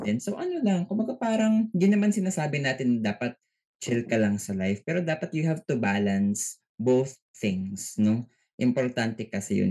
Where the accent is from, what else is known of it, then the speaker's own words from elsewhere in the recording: Philippines; tayo bilang isang Pinoy